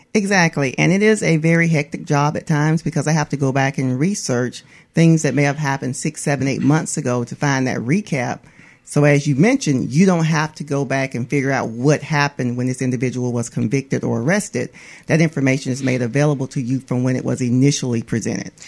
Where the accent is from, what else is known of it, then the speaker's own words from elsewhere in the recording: Atmore, Alabama, United States; I'm from Atmore, Alabama